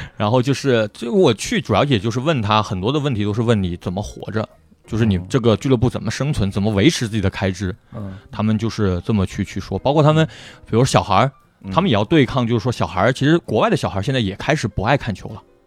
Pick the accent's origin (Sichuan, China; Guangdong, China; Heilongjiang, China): Guangdong, China; Guangzhou; 我们广州人对花都没什么共鸣